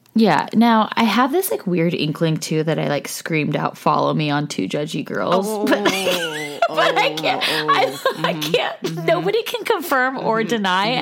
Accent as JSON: {"language": "English", "region": "California", "country": "United States", "also_born_or_lived": "Los Angeles", "said": "we're from California"}